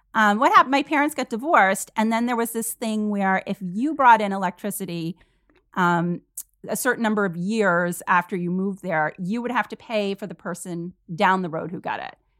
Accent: Vermont, United States; I grew up in Vermont in this super small town, population like five hundred.

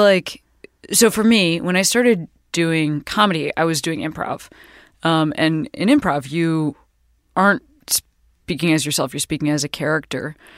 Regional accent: Midwest, United States; We're both from the Midwest

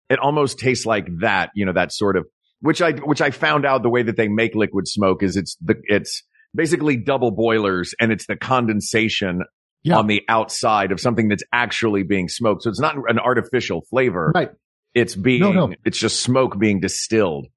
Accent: East Tennessee, United States; I grew up in East Tennessee

